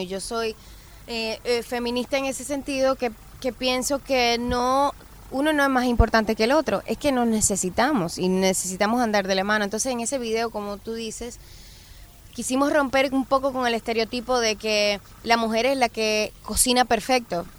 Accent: Dominican Republic; mi isla

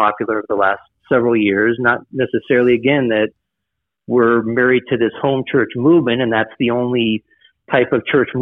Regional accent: Southern California, United States; moved away as an adult; now in Italy; Born and raised in Southern California

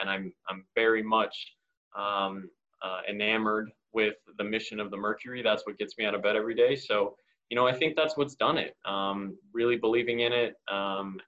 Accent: Phoenix, Arizona, United States; born and raised in Phoenix and a lifelong Suns fan

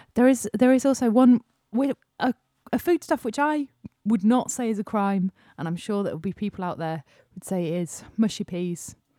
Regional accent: Yorkshire and the Humber, United Kingdom; also born or lived in London; we're from Yorkshire

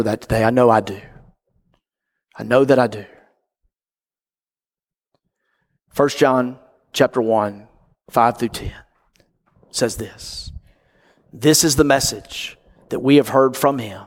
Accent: North Mississippi, United States; grew up in Mississippi, like I did, North Mississippi

